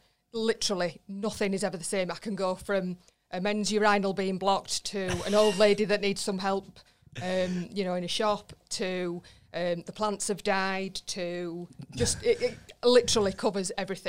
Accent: Wakefield, Yorkshire and the Humber, United Kingdom; now in Barnsley, United Kingdom; No, I'm actually from Wakefield originally. Right. But I live in Barnsley now. I've lived in Barnsley for about 15 years.

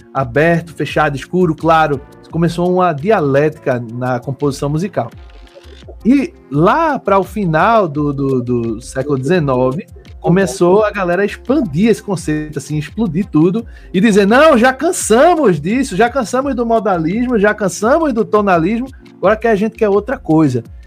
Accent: Olinda, Pernambuco, Brazil; also born or lived in Recife; sou pernambucano, nascido em Recife, criado em Olinda

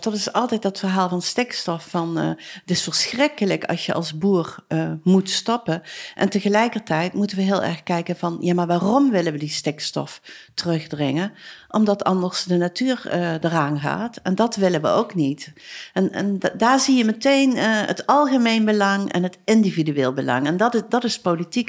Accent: Arcen, Limburg, Netherlands; ik ben geboren en getogen in Arsen, dus ik ben wel een beetje chauvinistisch

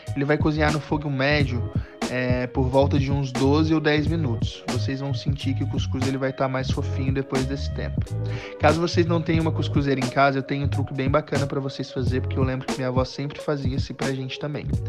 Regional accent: Rio Branco, Acre, Brazil; moved away as an adult; now in Goiânia, Brazil; Eu sou natural de Rio Branco, no Acre, mas já moro em Goiânia há um pouquinho mais de 10 anos

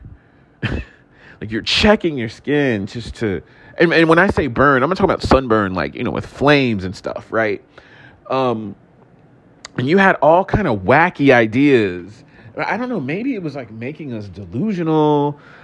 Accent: Houston, Texas, United States; moved away; also born or lived in Atlanta, Georgia; I was raised in Houston, Texas, my childhood anyway

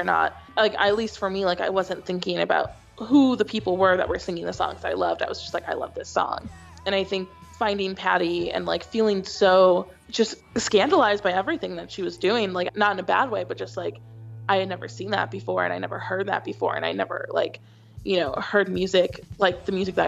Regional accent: Chicago suburbs, Illinois, United States; moved away as an adult; now in New York, United States; I grew up in the Chicago suburbs

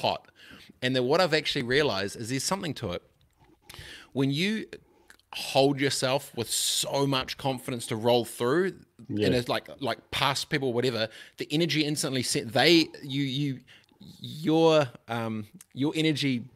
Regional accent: Christchurch, Canterbury, New Zealand; I grew up in Aranui Christchurch

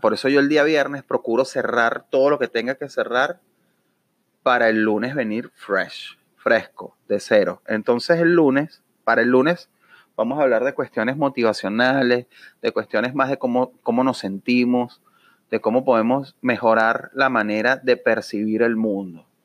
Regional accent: Venezuela; now in Orlando, United States; como venezolano me duele

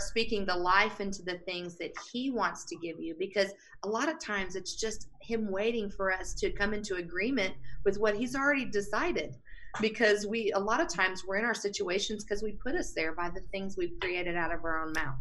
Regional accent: Texas, United States; moved away as an adult; now in Colorado, United States; I was raised in Texas

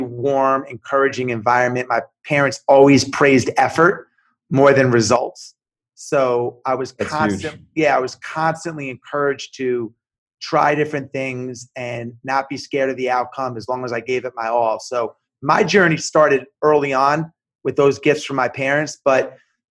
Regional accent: Long Island, New York, United States; moved away; I grew up in New York, in Long Island in the 80s

